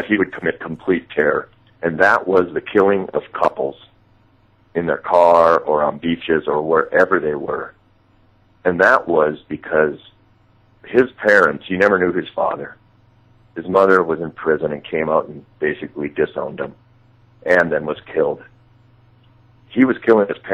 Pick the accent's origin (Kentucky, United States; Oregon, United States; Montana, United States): Montana, United States; Great Falls; born or raised there